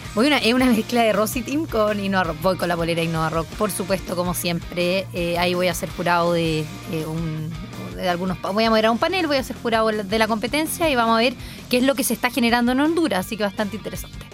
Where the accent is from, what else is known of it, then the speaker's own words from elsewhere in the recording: Santiago, Santiago Metropolitan Region, Chile; como santiaguinos, yo soy santiaguina